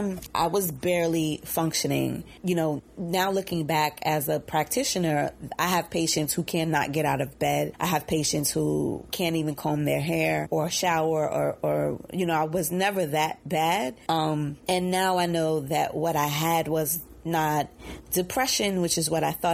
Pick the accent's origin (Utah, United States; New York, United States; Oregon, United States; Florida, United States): New York, United States; New York City; growing up in Bed-Stuy, Brooklyn